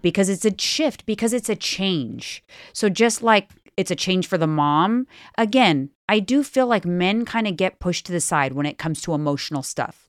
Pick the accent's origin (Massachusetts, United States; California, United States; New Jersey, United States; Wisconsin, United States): California, United States; Bay Area; we're from the Bay Area